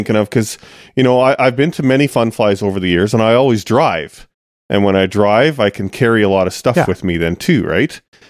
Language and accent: English; Canada; I'm from Canada. I live in Canada.